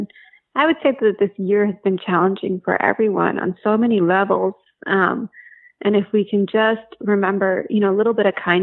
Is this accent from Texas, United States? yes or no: no; New Jersey, United States; moved away; I grew up in New Jersey, and my dad and two of his brothers lived in the same town